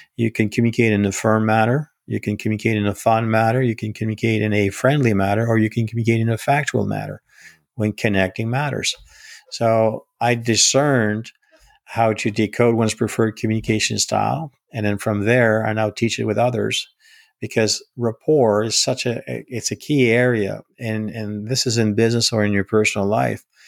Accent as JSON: {"language": "English", "region": "Northern Ontario", "country": "Canada", "tie": "born or raised there", "moved": "yes", "lives_now": "Gatineau, Canada", "said": "I was born and raised in, in Northern Ontario. I'm a Canadian first."}